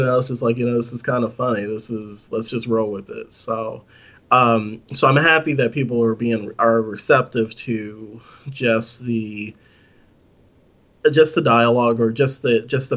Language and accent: English; California, United States; growing up in California